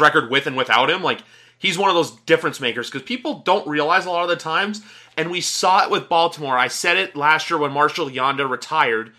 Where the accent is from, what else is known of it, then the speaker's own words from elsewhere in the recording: Canada; you and me being two Canadian guys